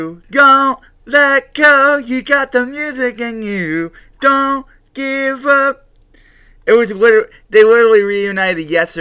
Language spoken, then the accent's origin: English; Philadelphia, Pennsylvania, United States; I'm from Philly.